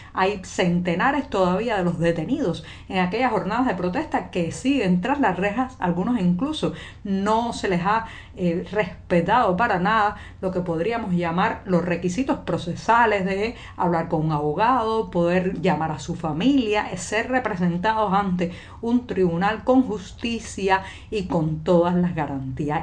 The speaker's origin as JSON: {"language": "Spanish", "country": "Cuba", "said": "cubana, periodista, ciudadana"}